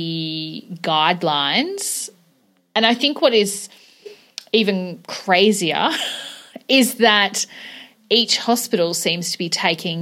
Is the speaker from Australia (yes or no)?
yes; Melbourne, Victoria, Australia; now in Tasmania, Australia; I'm from Melbourne originally.